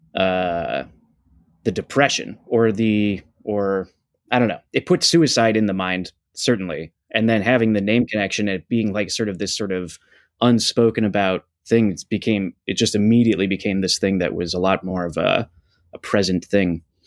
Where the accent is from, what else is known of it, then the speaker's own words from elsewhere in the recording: Buffalo, New York, United States; we're both from Buffalo, New York